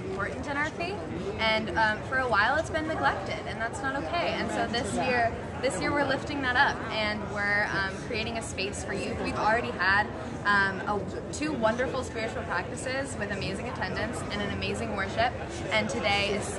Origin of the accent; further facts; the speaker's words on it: Muncie, Indiana, United States; I am from Muncie, Indiana